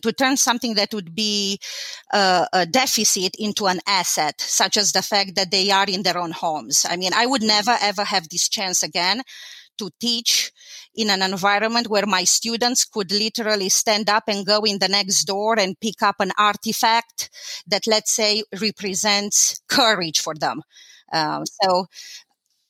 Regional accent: Timișoara, Timiș County, Romania; English is a second language; moved away as an adult; now in United States; So I was born in Timișoara. Timișoara is a city in Romania

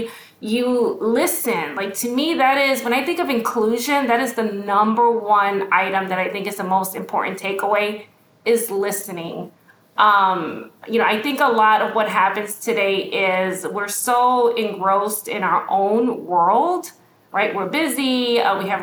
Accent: New York City, New York, United States; I grew up in Brooklyn, New York. You know, we grew up in the projects

